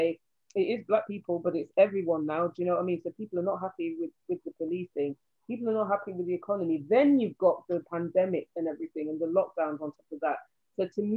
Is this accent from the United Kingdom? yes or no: yes; Nottingham, East Midlands, United Kingdom; I grew up in Nottingham